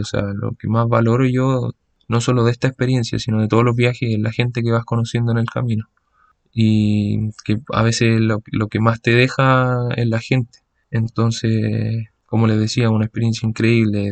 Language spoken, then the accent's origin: Spanish; Santiago, Santiago Metropolitan Region, Chile; moved away; yo soy de Santiago, me moví en metro gran parte de mi vida